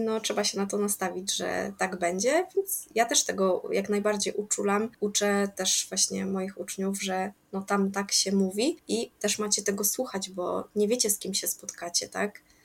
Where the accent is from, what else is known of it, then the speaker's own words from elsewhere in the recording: Podkarpacie, Subcarpathian Voivodeship, Poland; ja jestem z Podkarpacia i na pewno mówię jakoś inaczej niż ktoś, kto jest y, z Mazowsza